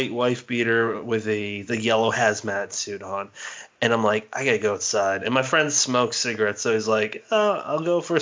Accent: Massachusetts, United States; now in South Jersey, United States; I'm originally from Massachusetts.

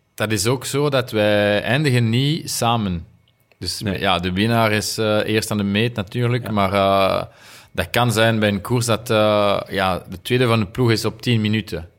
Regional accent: Remouchamps, Wallonia, Belgium; Dutch is a second language; moved away as an adult; now in Monaco; ik ben van Remouchon en de, de rivier uh, Amblève noemt, ze. Is, is daar, dus als jonge gast, we gingen altijd vissen

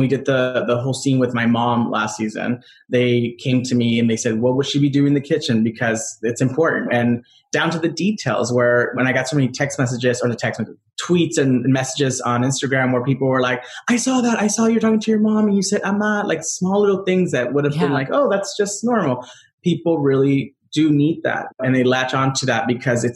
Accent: Rosemead, California, United States; I grew up in Rosemead

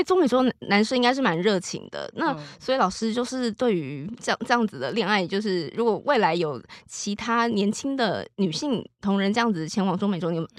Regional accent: Taiwan; 因为像台湾像我们不是可能我们台湾人习惯被交代很多事，像我跟同事讲话说，哎，我们今天要做什么什么

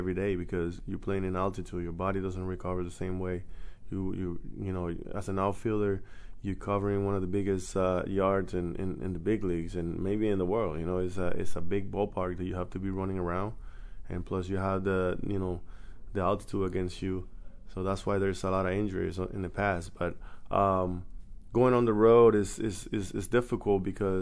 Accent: Venezuela; moved away as an adult; my hometown in Venezuela

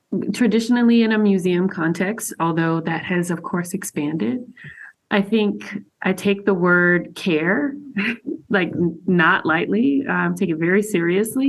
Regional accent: Macon, Georgia, United States; I'm from Macon, Georgia. That's where I grew up

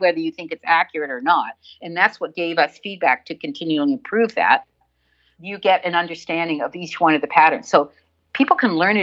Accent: Canada; I'm from Canada. We say

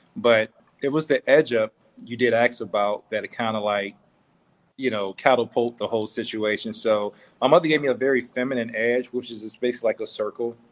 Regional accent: Meridian, Mississippi, United States; moved away; also born or lived in Vicksburg, Mississippi / Jackson, Mississippi / New Orleans, Louisiana / Tuskegee, Alabama; I was born in a city called Vicksburg, and I, from that point, I moved to Jackson for a year. Then I was raised in New Orleans. Then uh, after my aunt, you know, suffered uh, uh a seizure giving birth, um, my mother asked me to come back to Mississippi, and I went to Meridian

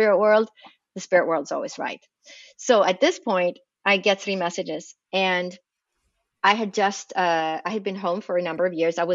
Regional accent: Sweden; moved away as an adult; now in United States; I was raised in Sweden, in Scandinavia

